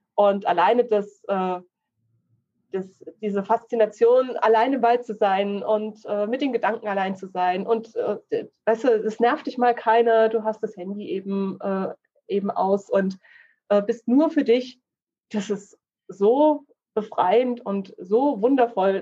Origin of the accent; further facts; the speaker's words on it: Kleinschmalkalden, Thuringia, Germany; now in Ilmenau, Germany; ich bin aufgewachsen in Kleinschmalkalden.